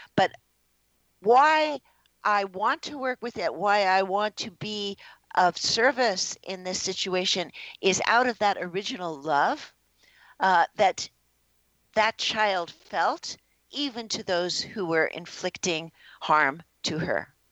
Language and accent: English; New York City, New York, United States; I was born in the Bronx, New York